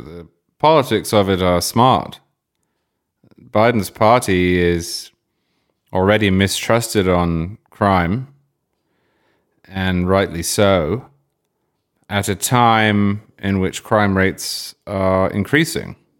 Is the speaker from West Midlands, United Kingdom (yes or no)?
no; Cambridge, East of England, United Kingdom; moved away; also born or lived in Oxford; I grew up in Cambridge, I went to university in Oxford